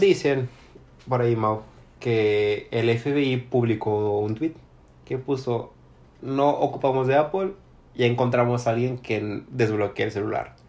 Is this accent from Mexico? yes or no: yes; Mexico; yo como mexicano